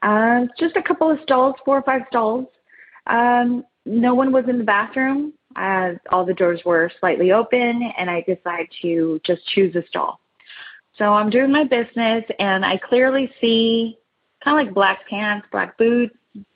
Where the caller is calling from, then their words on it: San Diego, California, United States; I'm calling from San Diego, California.